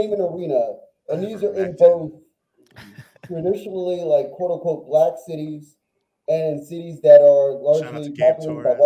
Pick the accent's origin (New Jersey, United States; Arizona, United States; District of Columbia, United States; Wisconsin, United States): District of Columbia, United States; Washington; I'm from Washington, D.C., born and raised, far northeast Washington